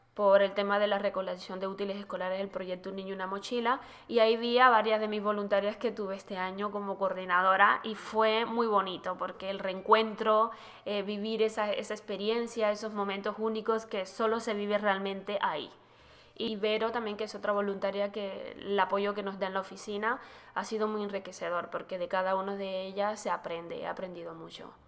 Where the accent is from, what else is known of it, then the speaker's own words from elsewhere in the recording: Panama; En mi país, Panamá